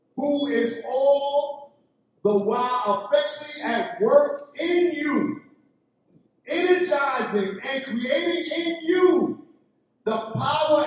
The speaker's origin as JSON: {"language": "English", "town": "New York City", "region": "New York", "country": "United States", "said": "I came from East New York, Brooklyn. That's the ghetto of the United States"}